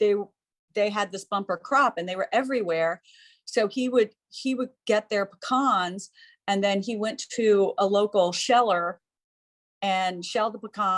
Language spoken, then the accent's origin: English; Georgia, United States; we're from the South. We're from Georgia